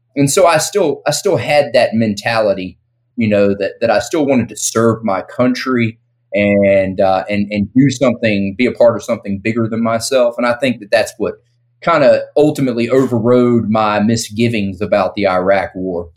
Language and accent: English; the South, United States; I grew up in the South